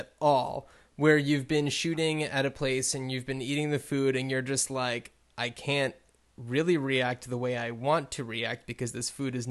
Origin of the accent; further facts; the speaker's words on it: New Jersey, United States; moved away; I grew up in New Jersey, just outside of New York